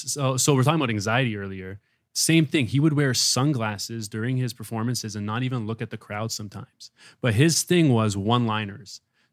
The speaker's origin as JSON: {"language": "English", "town": "Toronto", "region": "Ontario", "country": "Canada", "accent": "Canadian", "moved": "yes", "lives_now": "Los Angeles, United States", "said": "So I'm from Toronto."}